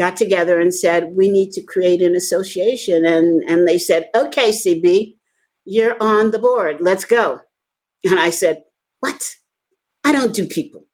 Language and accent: English; New York City, New York, United States; also born or lived in Lower East Side, Manhattan; I grew up in the Bronx